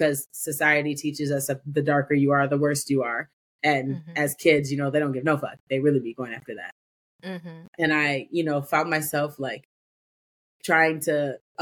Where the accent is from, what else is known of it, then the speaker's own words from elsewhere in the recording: Evanston, Illinois, United States; I was born in a suburb of Chicago called Evanston.